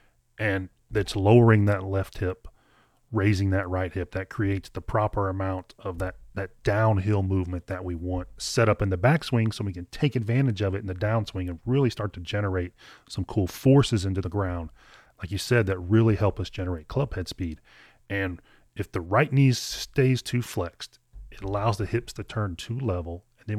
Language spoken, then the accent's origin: English; Kentucky, United States; you're from Maine, I'm from Kentucky, but I think we had very similar lessons growing up.